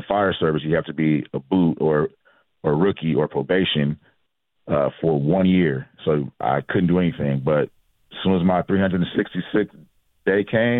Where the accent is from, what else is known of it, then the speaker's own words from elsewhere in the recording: Agoura Hills, California, United States; also born or lived in Inglewood, California; And then from there, my father and mother moved my brother and I out of Inglewood. In about 1991, 92-ish, to Agoura Hills. And I did my middle school years and high school in Agoura Hills, California.